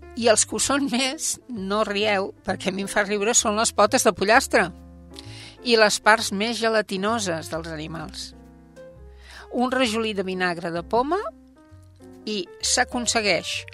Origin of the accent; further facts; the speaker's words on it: Sant Quirze del Vallès, Catalonia, Spain; quan jo era petita, aquí a Sant Quirze